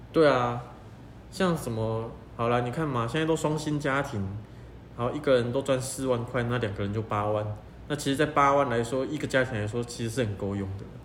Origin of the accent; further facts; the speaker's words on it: Kaohsiung, Taiwan; 像我是高雄人啊，你看哦，我家就住在左营，左营算市中心吗？也算吧。算。对啊，但是我家在市中心的边边啊，在美术馆还要再过来一点